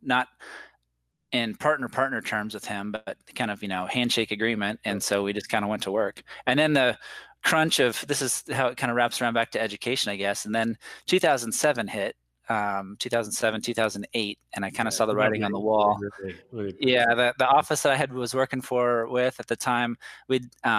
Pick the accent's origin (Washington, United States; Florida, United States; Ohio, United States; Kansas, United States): Washington, United States; moved away; also born or lived in Las Vegas; I grew up in Washington State in the United States